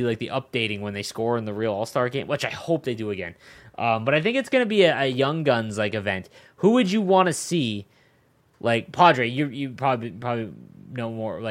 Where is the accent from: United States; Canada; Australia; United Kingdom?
Canada; I'm Canadian